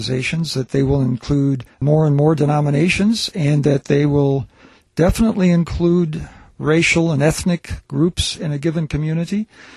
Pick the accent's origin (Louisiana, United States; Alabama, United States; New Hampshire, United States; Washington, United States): Alabama, United States; Selma; having done some of my growing up in Selma, Alabama